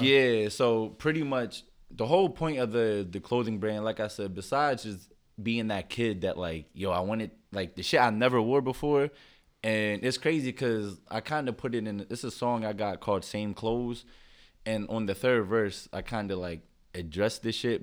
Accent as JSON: {"language": "English", "town": "Philadelphia", "region": "Pennsylvania", "country": "United States", "tie": "born or raised there", "said": "I'm from Philly. Grew up right here"}